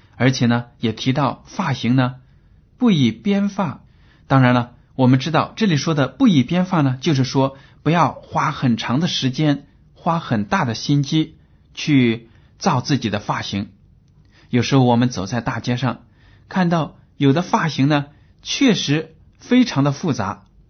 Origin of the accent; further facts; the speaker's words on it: China; 我们中国人